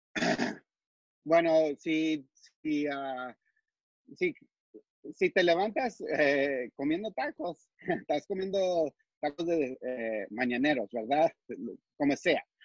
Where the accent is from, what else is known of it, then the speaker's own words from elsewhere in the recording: El Paso, Texas, United States; also born or lived in Chihuahua (family origin); now in San Antonio, United States; yo he nacido en, El Paso, en este lado